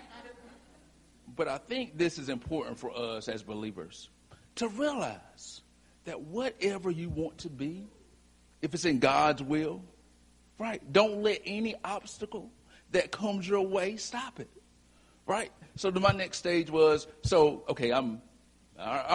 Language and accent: English; Whiteville, North Carolina, United States; from Whiteville, North Carolina